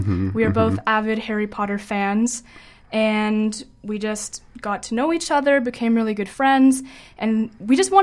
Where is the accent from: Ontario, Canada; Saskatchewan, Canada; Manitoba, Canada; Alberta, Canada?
Alberta, Canada; Calgary; moved away as an adult; now in Vancouver, Canada; I'm from Calgary, a first-year student